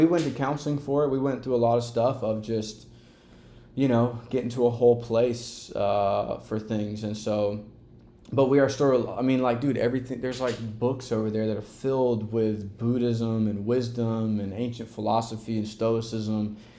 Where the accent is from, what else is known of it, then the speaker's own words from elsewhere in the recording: the South, United States; My best friend Brandon, who's on TikTok the other day, we grew up together in the South.